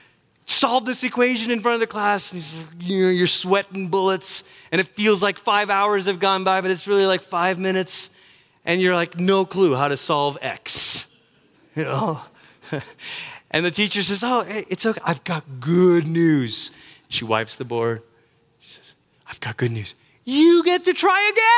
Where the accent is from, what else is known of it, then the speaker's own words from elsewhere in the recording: United States; you and I, as American Christians